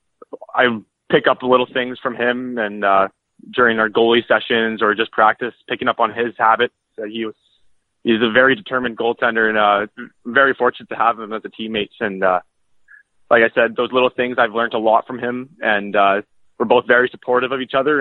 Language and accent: English; Beaumont, Alberta, Canada; I'm from Beaumont, Alberta, which is about 10 minutes south of Edmonton